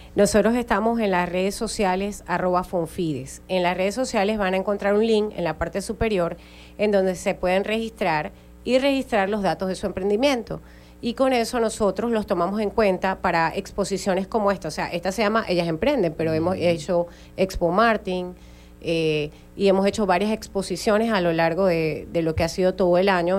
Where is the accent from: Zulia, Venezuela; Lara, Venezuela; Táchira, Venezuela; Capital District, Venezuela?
Zulia, Venezuela; las mujeres en el Estado Zulia eh, seguimos siendo parte y somos parte importante del Zulia productivo